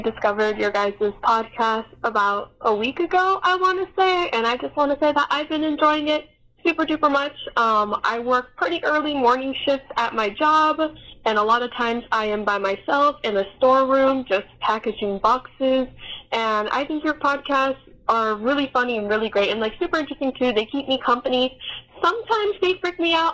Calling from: Arizona, United States; I'm calling from Arizona

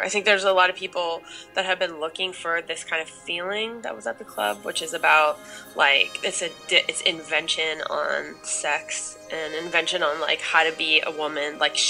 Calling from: Los Angeles, California, United States; I'm calling, no sorry, I'm calling from Los Angeles.

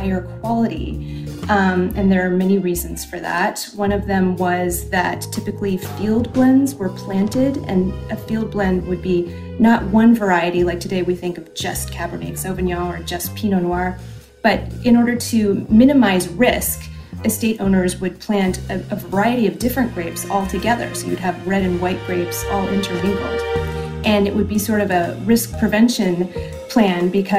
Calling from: Portland, Oregon, United States; I am calling from Portland, Oregon.

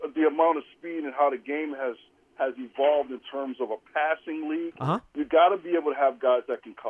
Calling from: Altoona, Wisconsin, United States; from Altoona, Wisconsin.

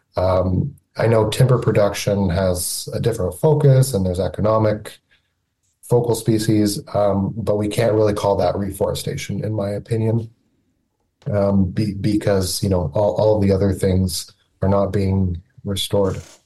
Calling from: Niagara region, Ontario, Canada; I'm calling from Niagara, Niagara region in Ontario

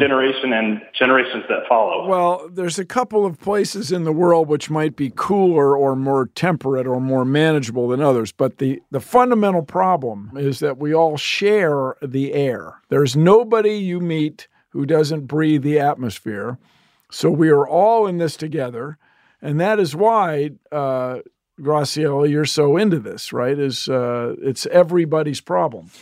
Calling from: Atlanta, Georgia, United States; I'm calling from Atlanta, Georgia.

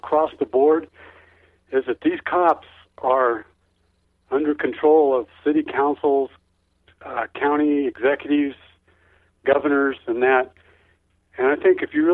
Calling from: Arizona, United States; I'm calling from Arizona.

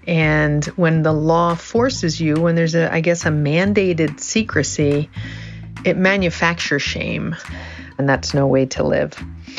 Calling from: Netherlands; I am calling in from the Netherlands, where I don't have to keep secrets about who I am or who I love.

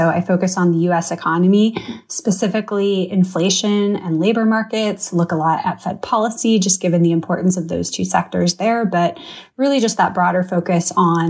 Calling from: Charlotte, North Carolina, United States; So I'm joining you from Charlotte. So our closest NHL team is in Raleigh.

